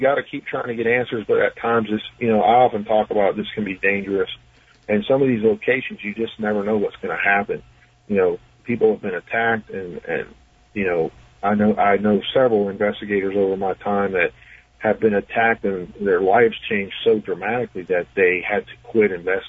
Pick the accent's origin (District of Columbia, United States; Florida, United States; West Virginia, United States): West Virginia, United States; I'll probably talk mostly about different paranormal happenings in my home state of West Virginia.